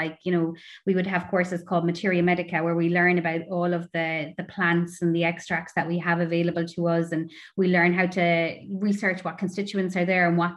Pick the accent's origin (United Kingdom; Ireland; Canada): Ireland; Tipperary, Munster; I grew up in Tipperary, so not by the sea